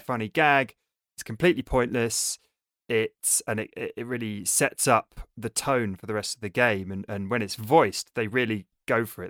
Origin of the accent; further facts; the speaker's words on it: England, United Kingdom; we're all English